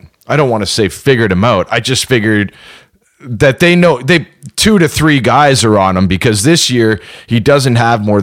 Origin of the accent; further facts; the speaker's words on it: Canada; We are Canadian